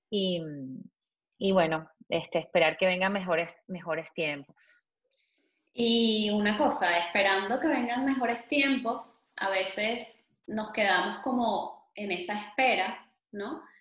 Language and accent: Spanish; Venezuela; moved away as an adult